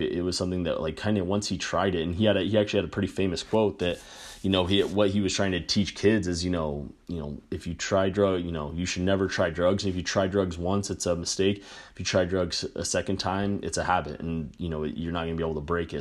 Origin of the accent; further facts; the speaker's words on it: New Mexico, United States; I grew up in New Mexico